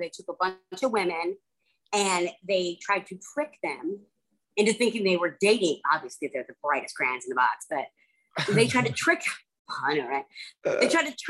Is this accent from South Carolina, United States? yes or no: yes; Charleston, South Carolina, United States; I'm from Charleston, South Carolina.